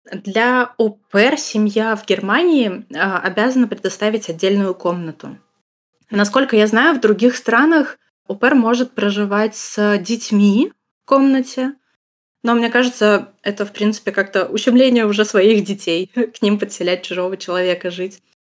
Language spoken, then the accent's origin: Russian; Russia; now in Germany; я из России